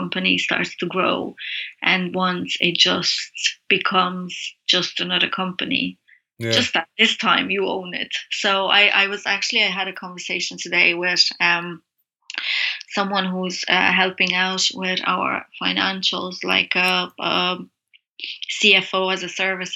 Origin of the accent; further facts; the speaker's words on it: Brașov, Brașov County, Romania; moved away as an adult; So I've been here 15 years, but I'm from Transylvania, Romania, from a town called Brasov.